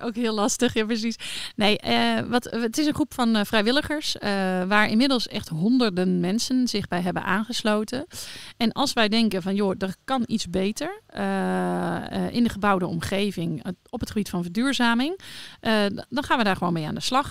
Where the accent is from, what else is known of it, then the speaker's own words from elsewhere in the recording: North Brabant, Netherlands; now in Leerdam, Netherlands; ik ben geboren in Brabantse